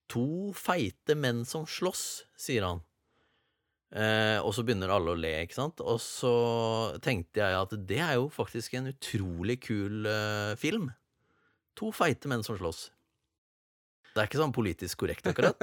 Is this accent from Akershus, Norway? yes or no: no; Sarpsborg, Østfold, Norway; Jeg er fra Sarpsborg